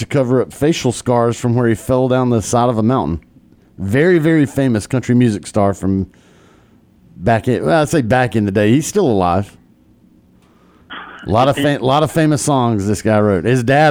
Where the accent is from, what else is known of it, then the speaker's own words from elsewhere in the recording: Columbus, Georgia, United States; I'm from Columbus, Georgia, which is way down yonder on the Chattahoochee.